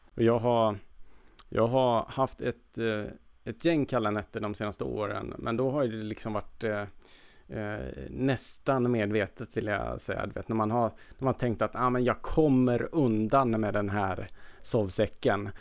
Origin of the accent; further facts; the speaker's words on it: Värmland, Sweden; moved away; jag brukar ju först fira jul med min familj hemma i Värmland